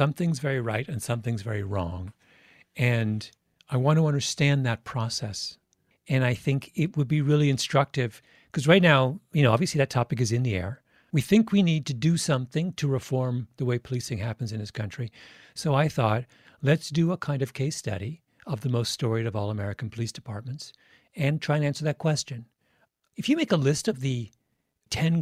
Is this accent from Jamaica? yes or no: no; England, United Kingdom; I'm English. I was born in England.